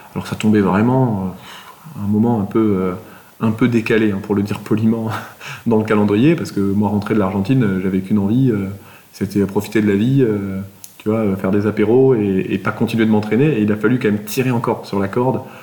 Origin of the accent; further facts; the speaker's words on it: Toulouse, Occitania, France; Je suis toulousain